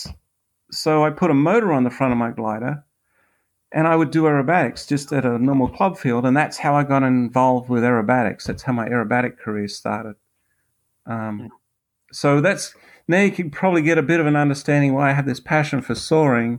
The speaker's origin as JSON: {"language": "English", "country": "Australia", "accent": "Australian", "moved": "yes", "lives_now": "United States", "said": "I am originally from Australia. I'm currently a U.S. citizen."}